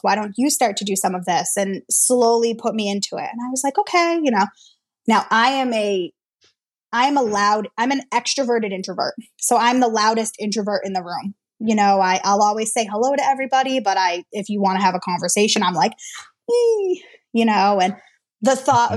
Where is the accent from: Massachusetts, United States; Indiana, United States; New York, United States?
Massachusetts, United States; Worcester; I'm from Worcester, Massachusetts.